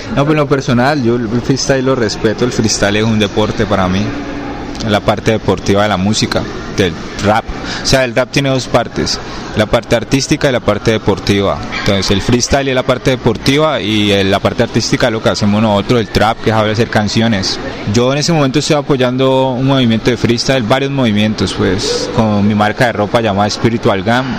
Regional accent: Cali, Valle del Cauca, Colombia; de donde soy de Cali, Colombia, soy colombiano

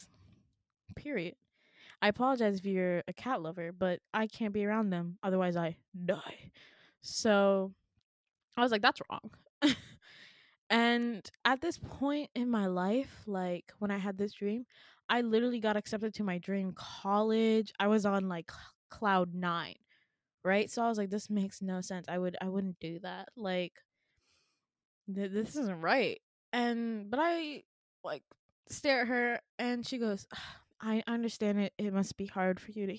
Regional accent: Midwest, United States; I'm from the Midwest

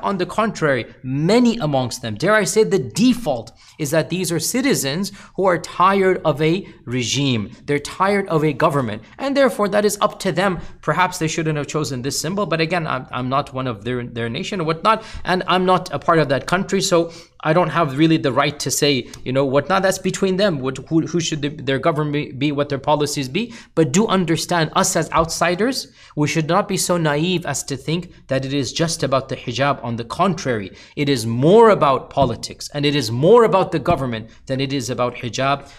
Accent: United States; as a Muslim and as an American

